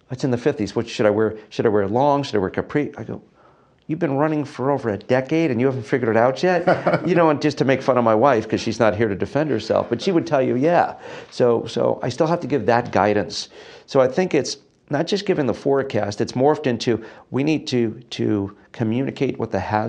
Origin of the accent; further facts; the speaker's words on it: Setauket, New York, United States; moved away; I grew up on Long Island on the North Shore, a place called Setauket